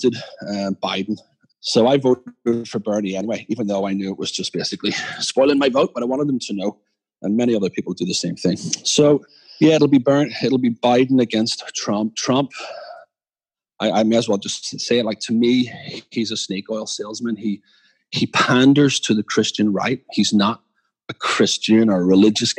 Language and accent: English; Belfast, Northern Ireland, United Kingdom; moved away as an adult; now in Philadelphia, United States; as a child growing up in Belfast